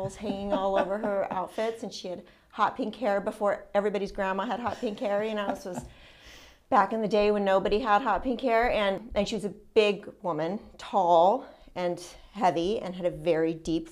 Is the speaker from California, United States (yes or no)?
yes; San Francisco Bay Area, California, United States; I was born in San Francisco Bay Area and raised there. I lived in the same house until I was 19 years old.